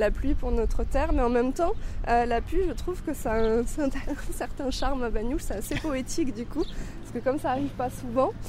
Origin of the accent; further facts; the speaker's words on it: Céret, Occitania, France; Mais je suis euh, Sérétane, donc je viens des Pyrénées-Orientales quand même.